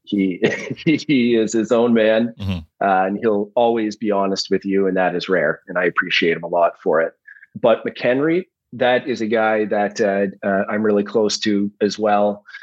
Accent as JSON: {"language": "English", "town": "Listowel", "region": "Ontario", "country": "Canada", "tie": "born or raised there", "said": "I was raised in in Listowel, Ontario"}